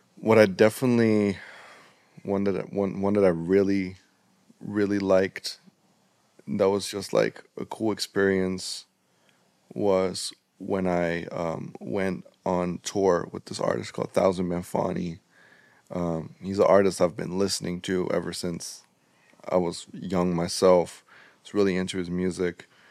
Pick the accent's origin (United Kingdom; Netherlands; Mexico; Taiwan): Netherlands; we in in the Netherlands